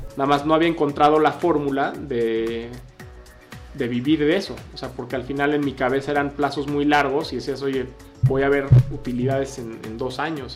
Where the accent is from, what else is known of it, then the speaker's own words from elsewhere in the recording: Mexico City, Mexico; moved away; also born or lived in San Diego, United States / Guadalajara, Mexico; yo soy de la Ciudad de México